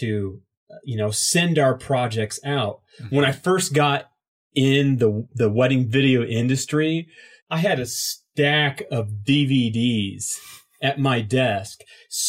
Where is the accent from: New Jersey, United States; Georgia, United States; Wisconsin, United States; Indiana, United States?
Indiana, United States; from Indiana